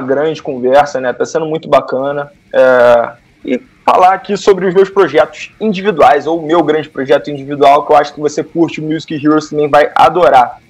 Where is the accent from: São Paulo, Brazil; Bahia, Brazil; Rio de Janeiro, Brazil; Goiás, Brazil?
Rio de Janeiro, Brazil; eu sou carioca